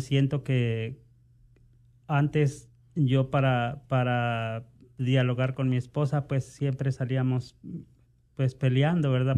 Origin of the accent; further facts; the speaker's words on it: Mexico; moved away; yo provengo de México